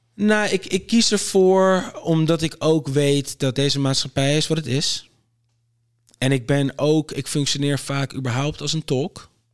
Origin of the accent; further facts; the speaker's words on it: Aruba; now in Netherlands; ik ben op Aruba geboren